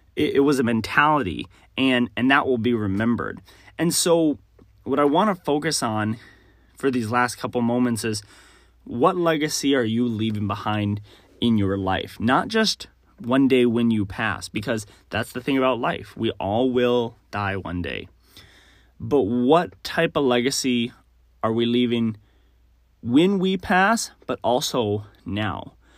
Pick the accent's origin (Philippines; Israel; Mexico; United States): United States; Texas; I grew up in Texas